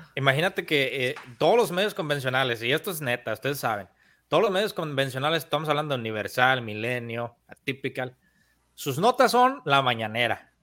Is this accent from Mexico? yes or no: yes; Mexico; el, pueblito de donde yo soy en México. Es un pueblo pequeño con 5 mil habitantes